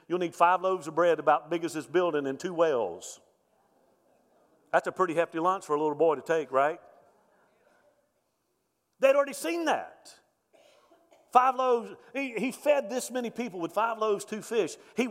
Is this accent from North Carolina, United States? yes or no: no; Mobile, Alabama, United States; also born or lived in central Louisiana; I grew up in Mobile, Alabama, so that's Hurricane Alley. I remember growing up with storms